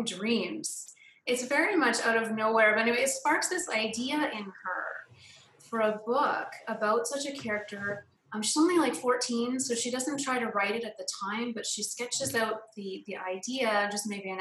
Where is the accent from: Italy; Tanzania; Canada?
Canada; moved away; I'm from Canada originally